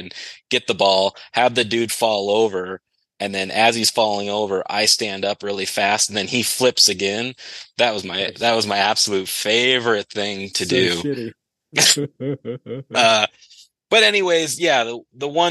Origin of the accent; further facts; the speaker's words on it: United States; I'm American